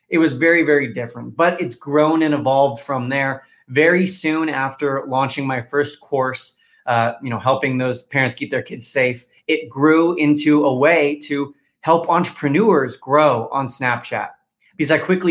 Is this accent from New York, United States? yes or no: no; California, United States; moved away as an adult; also born or lived in Washington, D.C.; born and raised in California, but was going to school in Washington, D.C.